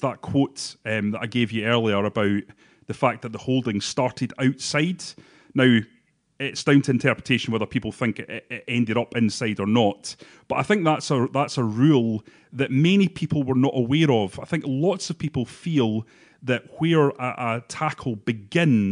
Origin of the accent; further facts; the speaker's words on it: Bathgate, Scotland, United Kingdom; I'm from Bathgate